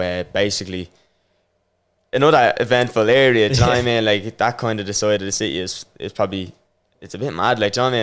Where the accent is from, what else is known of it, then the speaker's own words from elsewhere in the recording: Dublin, Leinster, Ireland; I grew up in Rossfield in uh, Jobstown